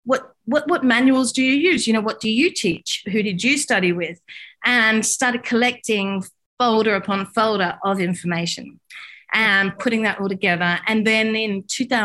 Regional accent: Australia; I'm from Australia

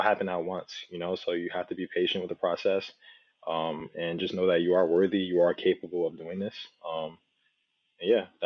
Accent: New Jersey, United States; also born or lived in Nigeria; I was raised in Jersey. I was born in Nigeria, but I was raised in Jersey since I was 3 years old

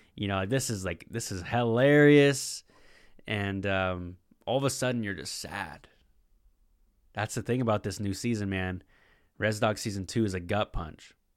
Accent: Puget Sound, Washington, United States; I'm from the Puget Sound.

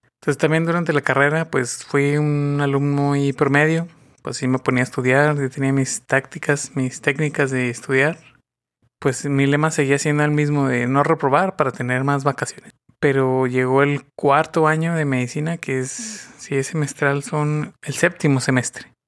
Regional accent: northern Mexico, Mexico; Soy del norte de México.

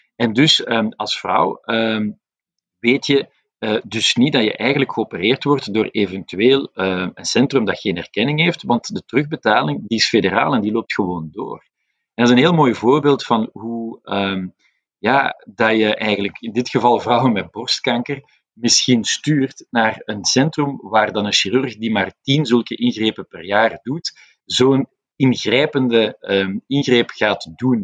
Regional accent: Flanders, Belgium; wij nu als, als Vlamingen

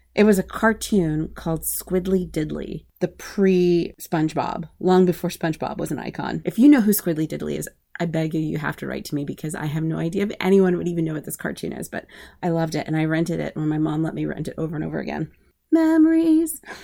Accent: Anchorage, Alaska, United States; moved away as an adult; also born or lived in Midwest / Northern Italy / DMV area / Berlin, Germany; I am originally from Anchorage, Alaska. I grew up there. That's my home.

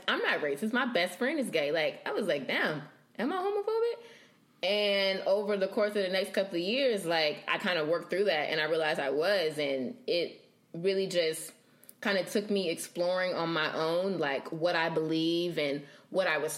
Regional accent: Bible Belt, the South, United States; growing up in the South and in the Bible Belt and in church

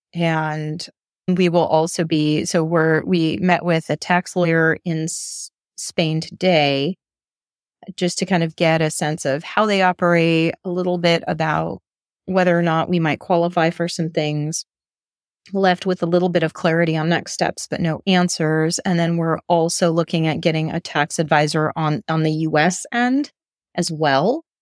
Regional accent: United States; moved away; as American

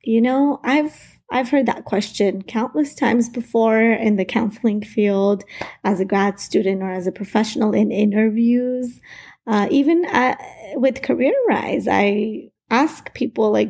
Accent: United States; I wasn't born in the U.S. I was 5 years old when my family immigrated here

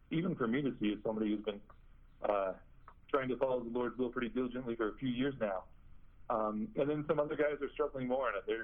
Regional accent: Bloomington, Illinois, United States; uh, first theologian from the Diocese of Peoria. Uh, my hometown is Bloomington Normal, Illinois.

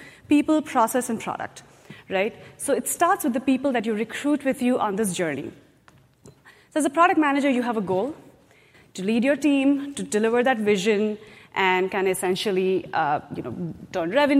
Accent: India; moved away as an adult; now in United States; I grew up in India. I did my engineering in India.

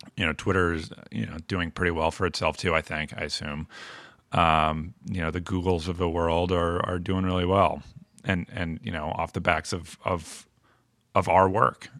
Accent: Chelmsford, Massachusetts, United States; now in Providence, United States; I'm from Massachusetts, uh, from Chelmsford, Mass, just outside of Lowell

